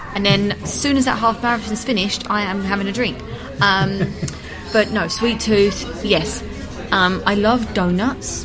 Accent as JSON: {"language": "English", "country": "United Kingdom", "moved": "yes", "lives_now": "Madrid, Spain", "said": "being British"}